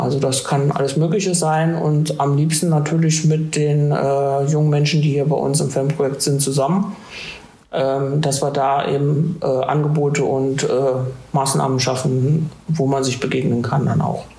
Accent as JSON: {"language": "German", "town": "Marburg", "region": "Hesse", "country": "Germany", "moved": "as an adult", "lives_now": "Trier, Germany", "said": "ich komme wie du, Luca, aus Hessen und zwar aus äh, Marburg"}